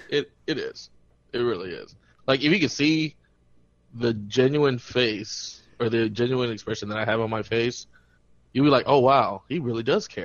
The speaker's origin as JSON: {"language": "English", "country": "United States"}